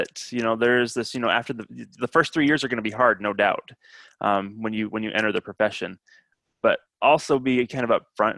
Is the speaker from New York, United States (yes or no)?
no; Utah, United States; moved away; So I'm from Utah originally.